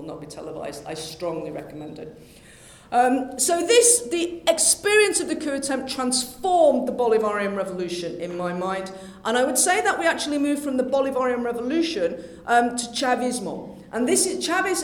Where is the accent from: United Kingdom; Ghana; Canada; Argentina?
United Kingdom; being British